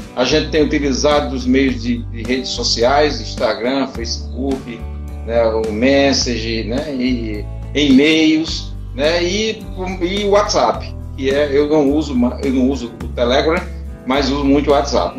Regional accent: Brazil; nasci na periferia, me criei na periferia do Cristo Redentor, nunca saí do Cristo Redentor, vivo aqui há 52 anos

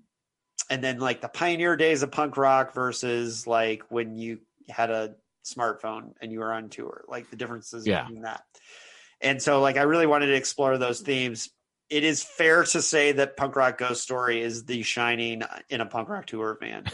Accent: Philadelphia, Pennsylvania, United States; And it's like, I'm from Philadelphia and I don't ever remember, you know, there was never a riot there.

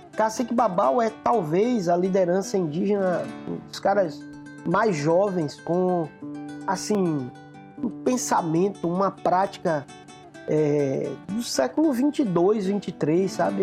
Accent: Ibicaraí, Bahia, Brazil; no bairro Vermelho, que é o, o meu bairro, o bairro onde eu cresci, um bairro periférico

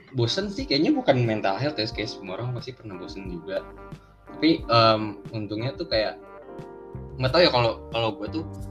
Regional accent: Jakarta, Indonesia; gue Betawi asli

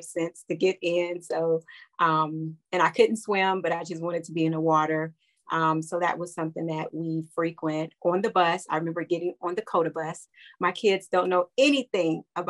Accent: Columbus, Ohio, United States; growing up in Columbus

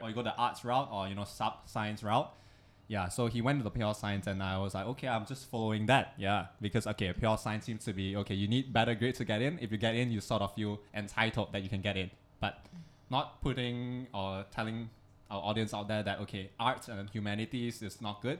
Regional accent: Malaysia; also born or lived in Singapore; now in Hong Kong; us being Malaysians

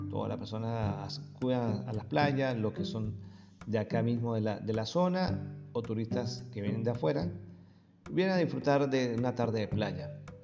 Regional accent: San Cristóbal, Táchira, Venezuela; moved away as an adult; now in Argentina; se parece mucho a la, zona de San Cristóbal de Venezuela, de donde vengo

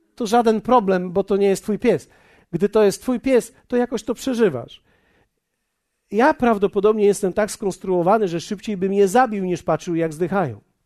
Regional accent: Poland; my jesteśmy z Polski

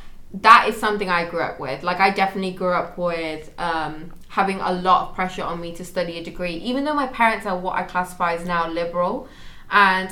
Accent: Manchester, North West England, United Kingdom; also born or lived in Sheffield; I'm actually from the north, so I'm from Manchester, and even though Manchester itself is pretty diverse, quite similar to London, I grew up in quite a white area

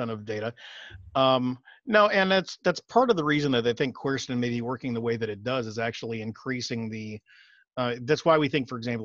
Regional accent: Austin, Texas, United States; I'm from Austin, for those of you that may be out of state, we are the allergen capital of the world

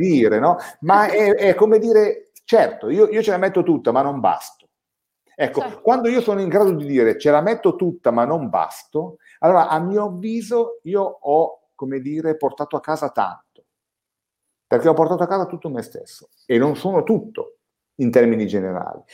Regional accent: Valsesia, Piedmont, Italy; io sono della Valsesia

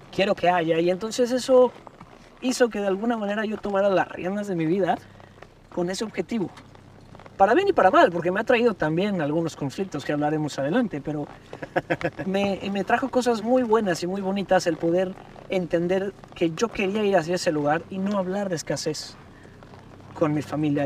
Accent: Puebla, Mexico; como poblano, como local, dijeras, quiero hacer algo diferente en mi estado, en mi ciudad

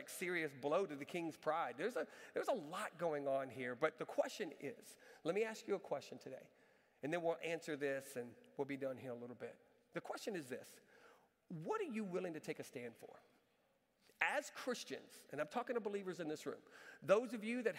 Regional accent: Galveston, Texas, United States; moved away; I went to Galveston, my hometown.

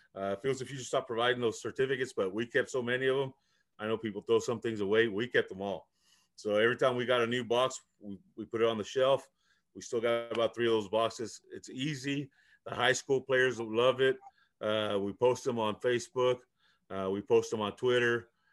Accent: Chicago, Illinois, United States; first language Spanish; English is a second language; I was first generation, uh, coming from Mexico. Uh, so I learned English. I was born in Chicago

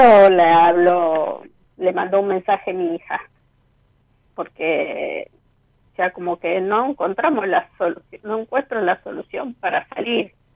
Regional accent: Rosario, Santa Fe, Argentina; De Rosario

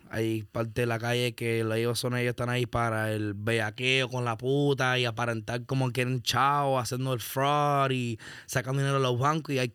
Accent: Hialeah, Florida, United States; also born or lived in Broward County, Florida / Lauderhill, Florida; yo me crié en Hialeah, Mango Hill. Después de los 13 años me tiré para Broward y pasé mucho tiempo en un barrio en Broward que se llamaba Deepside, Lauder Hill.

